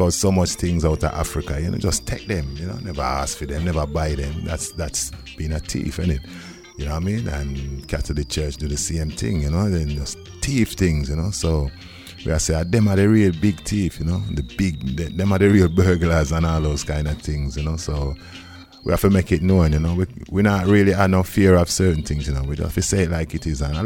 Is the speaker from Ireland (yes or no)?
no; Wolverhampton, West Midlands, United Kingdom; it's got in the passport, born in Wolverhampton